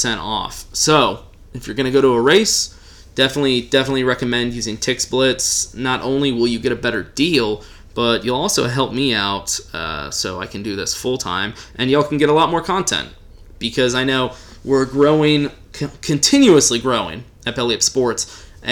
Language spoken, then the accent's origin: English; Texas, United States; I'm a Texan